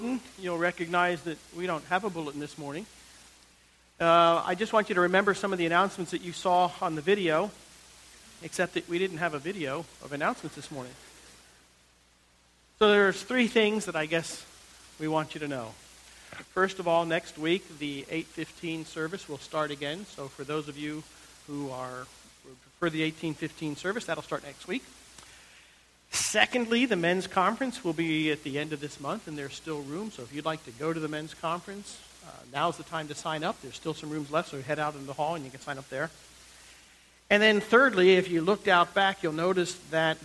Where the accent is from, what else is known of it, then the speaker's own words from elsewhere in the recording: United States; moved away as an adult; now in Texas, United States; I grew up in the New York, Philadelphia area